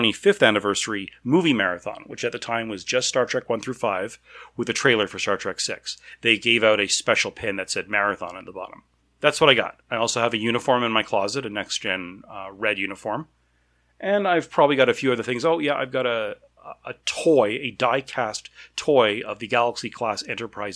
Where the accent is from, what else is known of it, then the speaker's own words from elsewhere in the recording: Canada; I'm Canadian